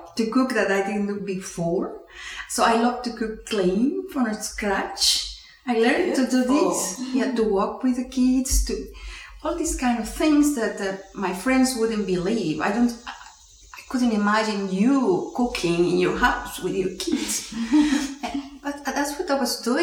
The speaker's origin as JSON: {"language": "English", "country": "Peru", "tie": "born or raised there", "first_language": "Spanish", "second_language": "English", "moved": "as an adult", "lives_now": "Houston, United States", "said": "I'm Peruvian, I was born in Peru, working in Peru at that time."}